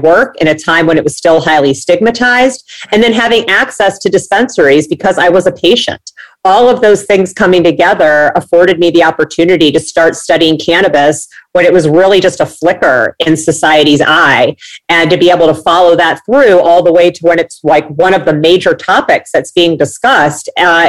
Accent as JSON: {"language": "English", "region": "Midwest", "country": "United States", "tie": "born or raised there", "said": "I grew up in the Midwest. I always dreamed of living near the beach."}